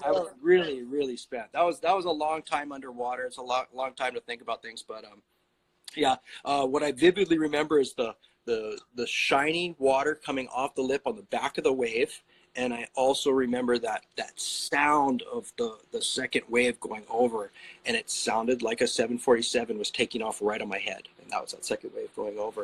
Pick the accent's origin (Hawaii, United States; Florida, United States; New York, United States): Hawaii, United States; Kailua; I grew up in Kailua